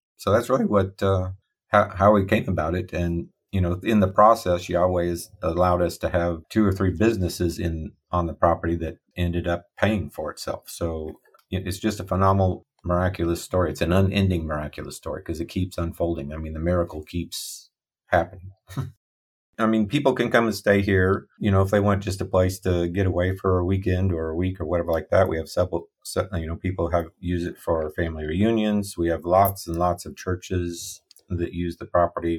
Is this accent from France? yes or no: no; Midwest America, United States; first language English; I grew up in Midwest America